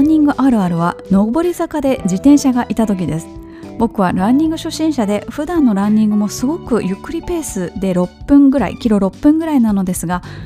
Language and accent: Japanese; Kansai, Japan; moved away; 私もねもともと関西人ですから